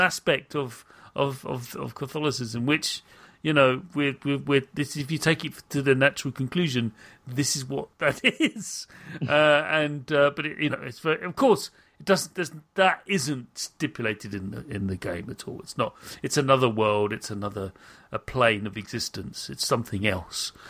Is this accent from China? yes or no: no; United Kingdom; a British person